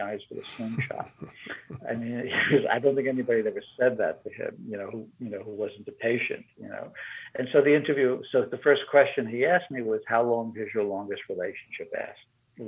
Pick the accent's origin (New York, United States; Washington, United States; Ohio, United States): New York, United States; moved away as an adult; also born or lived in Italy / Michigan; I grew up in New York